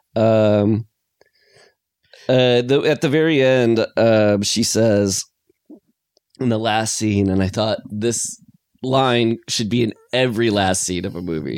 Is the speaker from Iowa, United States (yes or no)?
yes; Iowa, United States; I'm from Iowa